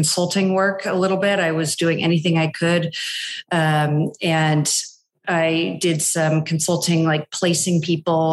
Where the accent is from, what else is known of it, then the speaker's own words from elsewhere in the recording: East Bay, San Francisco Bay Area, California, United States; moved away as an adult; also born or lived in East Coast; So I'm from the Bay Area. I grew up in the East Bay, born and raised, just spent, my whole life out here